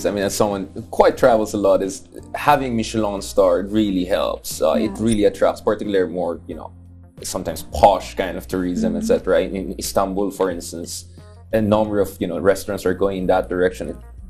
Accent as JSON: {"language": "English", "area": "Ilocano", "region": "Ilocos Region", "country": "Philippines", "also_born_or_lived": "Baguio", "said": "Ilocano, where we come from"}